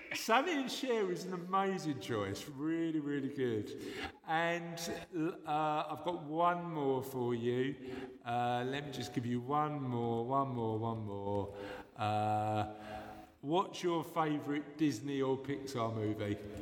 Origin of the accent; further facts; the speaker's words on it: London, United Kingdom; I was born and bred in London